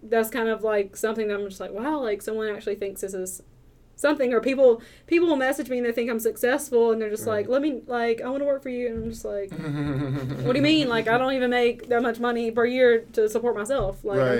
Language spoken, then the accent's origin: English; Southern, United States; accent: heavy Southern; My accent is apparently very heavy and Southern, which I can't hear it, but I get that a lot.